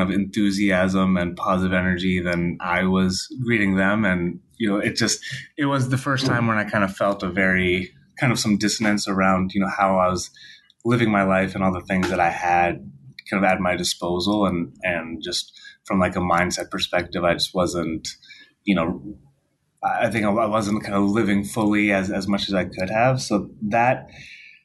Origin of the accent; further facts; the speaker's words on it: outside of Boston, Massachusetts, United States; I grew up outside of Boston, Massachusetts, very white suburban town